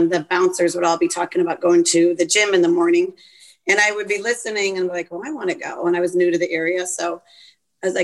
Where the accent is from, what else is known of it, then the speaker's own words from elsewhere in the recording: East Coast, United States; moved away as an adult; I'm from the East Coast, one of six children.